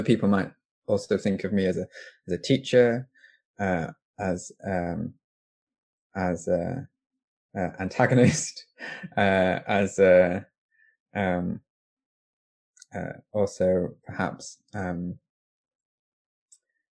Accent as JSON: {"language": "English", "town": "Doncaster", "region": "Yorkshire and the Humber", "country": "United Kingdom", "tie": "born or raised there", "moved": "as an adult", "said": "I'm from Doncaster. I grew up there. I was born there. I moved out when I was 18."}